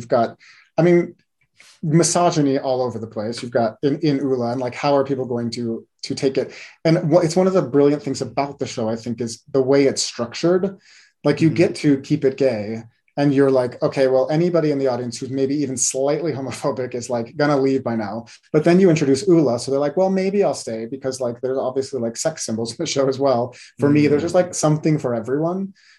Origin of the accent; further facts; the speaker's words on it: West Coast, United States; I grew up on the West Coast, so I was not quite as in touch with musical theater on Broadway and in New York as a lot of people were.